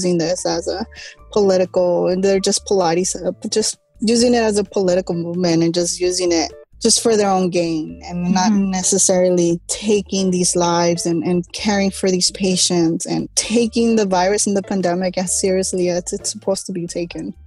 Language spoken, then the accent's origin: English; Los Angeles, California, United States; A Chicana, born and raised again in East